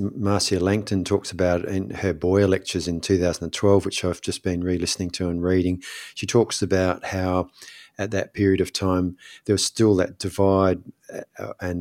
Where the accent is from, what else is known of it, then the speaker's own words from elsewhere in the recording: South Australia, Australia; I grew up in South Australia